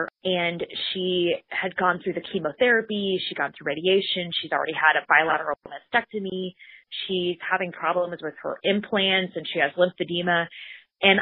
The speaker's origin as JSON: {"language": "English", "town": "Bismarck", "region": "North Dakota", "country": "United States", "tie": "born or raised there", "said": "I grew up in the capital of North Dakota, which is Bismarck, about 75,000 people"}